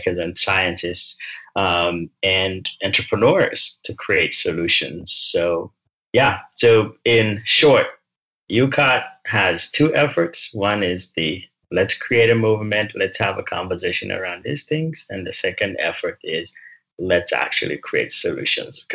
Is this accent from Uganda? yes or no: yes; Uganda; now in United States; I grew up in Uganda